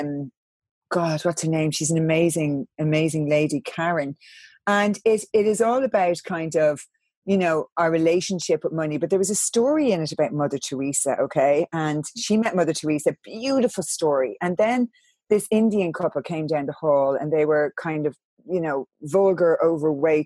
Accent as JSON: {"language": "English", "country": "Ireland", "said": "I'm from Catholic Ireland"}